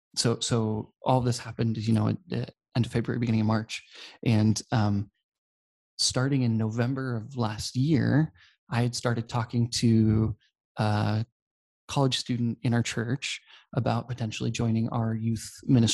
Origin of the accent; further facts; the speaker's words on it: Poland; I grew up in Poland, and so my parents have been missionaries here for a really long time. So I grew up speaking Polish.